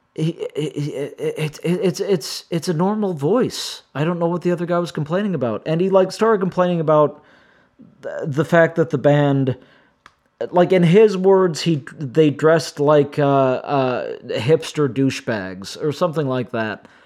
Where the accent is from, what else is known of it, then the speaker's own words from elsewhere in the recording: Midwest, United States; I grew up in the Midwest